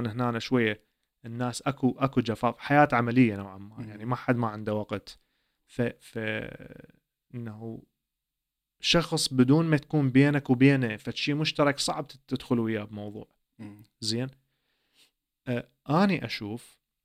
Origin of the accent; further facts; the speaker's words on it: Iraq; first language Arabic; now in Sweden; عائله عراقيه نفس ثقافتي نفس لهجتي نفس احتمال المكان اللي جيت من عنده